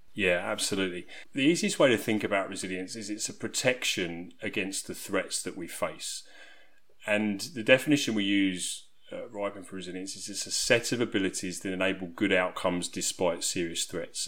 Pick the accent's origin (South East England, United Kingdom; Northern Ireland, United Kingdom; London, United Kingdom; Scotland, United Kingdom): South East England, United Kingdom; You'll probably be able to tell from my accent that I'm from England. I'm from a small country town in southeast region of England.